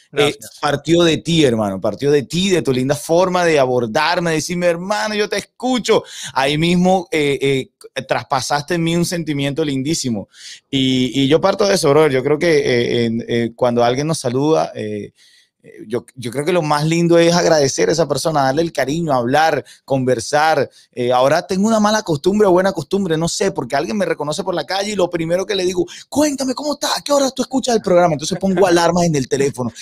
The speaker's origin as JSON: {"language": "Spanish", "town": "San Cristóbal", "region": "Táchira", "country": "Venezuela", "tie": "born or raised there", "also_born_or_lived": "Caracas, Venezuela / Valencia, Venezuela", "first_language": "Spanish", "moved": "as an adult", "lives_now": "Miami, United States", "said": "Crecí en, una, en la provincia venezolana, no soy de la capital, soy de San Cristóbal, de los Andes venezolanos."}